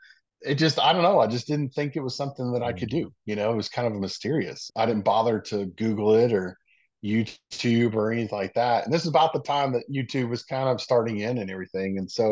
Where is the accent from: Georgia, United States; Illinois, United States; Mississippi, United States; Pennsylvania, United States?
Mississippi, United States; born there; remember I said I was born in Mississippi, and so my dad's side of the family still lives in Meridian